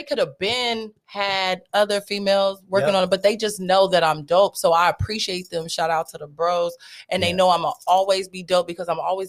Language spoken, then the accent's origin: English; Stockton, California, United States; born or raised there; also born or lived in Germany